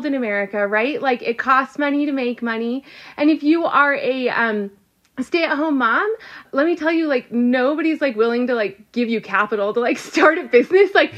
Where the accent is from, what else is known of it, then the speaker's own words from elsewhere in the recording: Southern California, United States; I grew up in Southern California